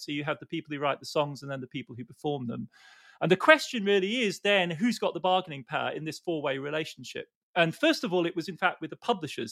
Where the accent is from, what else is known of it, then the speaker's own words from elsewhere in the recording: United Kingdom; as a Brit